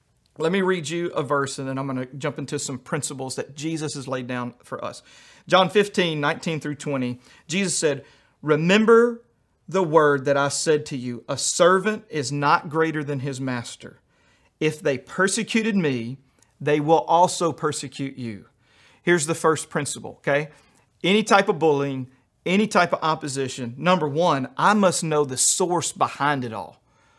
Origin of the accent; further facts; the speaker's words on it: Louisiana, United States; also born or lived in New York City / Albuquerque; I grew up in Louisiana, and then I lived in New York City, and then I went to Albuquerque in the Southwest, and then I've been hanging out with rednecks for about 10 years.